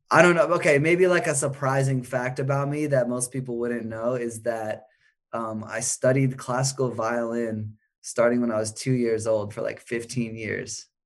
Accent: Maine, United States; also born or lived in Chicago; now in Los Angeles, United States; I grew up in Maine

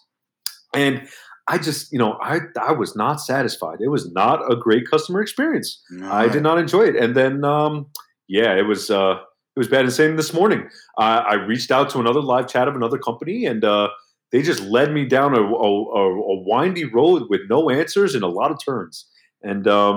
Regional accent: New York, United States; I'm 33 years old. I'm from New York

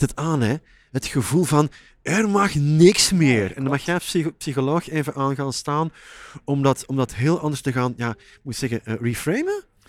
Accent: Flanders, Belgium; moved away as an adult; now in Netherlands; ik werk al jaren, nou, 17 jaar ondertussen, als Vlaming in Nederland

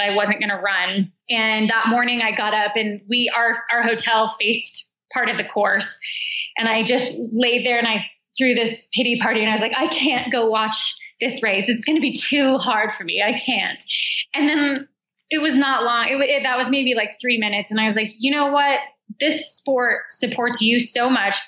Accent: United States; accent: American; moved away as an adult; also born or lived in Australia / Chicago; my American accent

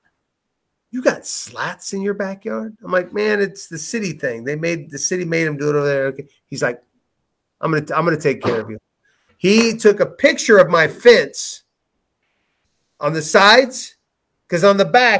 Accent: Waverly, United States; Waverly, my hometown

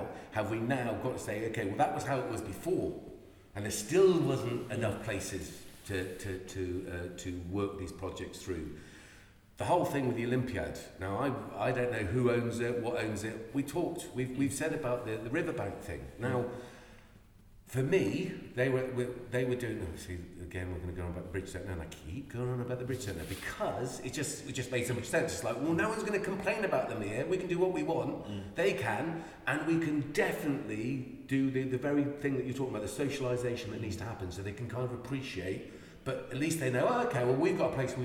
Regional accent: Ireland; I'm Irish

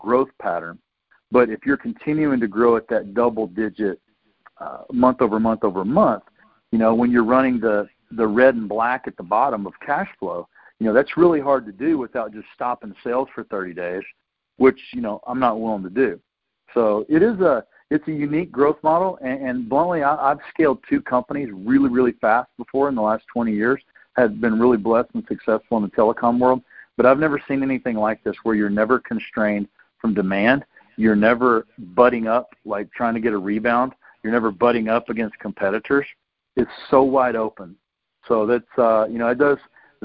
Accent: Tennessee, United States; I'm a guy from Tennessee

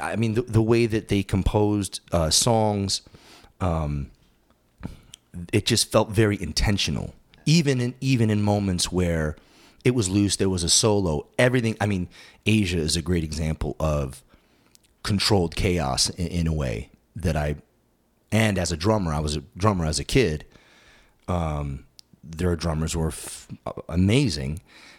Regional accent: East Coast, United States; And then I growing up on the East Coast, I saw them a number of times

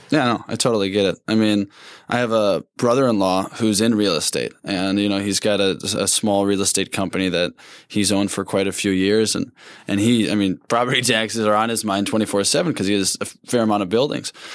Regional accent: Saint Paul, Minnesota, United States; when I tell people where I'm from, I go, "Saint Paul."

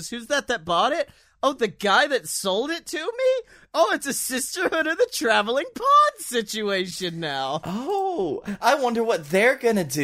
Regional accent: Utica, New York, United States; Well, I'm from Utica and I've never heard

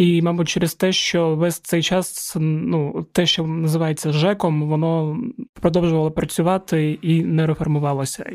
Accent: Zaporizhzhia, Zaporizhzhia Oblast, Ukraine; я з Запоріжжя

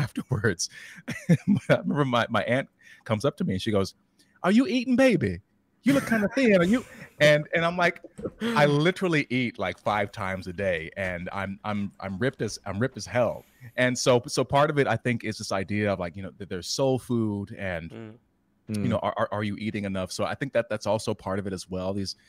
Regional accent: Newport News, Virginia, United States; even my hometown, Newport News

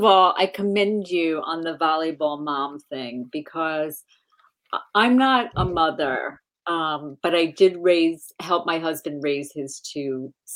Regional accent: Long Island, New York, United States; I grew up on Long Island

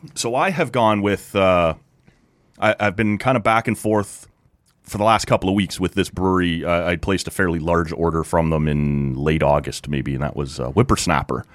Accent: near Toronto, Ontario, Canada; now in Ottawa, Canada; I grew up down near Toronto

